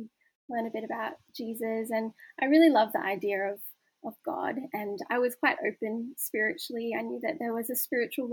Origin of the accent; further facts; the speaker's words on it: Newcastle, New South Wales, Australia; I grew up in Newcastle